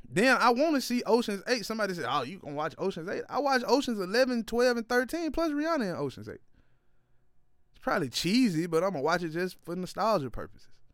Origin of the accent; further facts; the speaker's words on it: Ripley, Tennessee, United States; moved away as an adult; now in Nashville, United States; my hometown of Ripley, Tennessee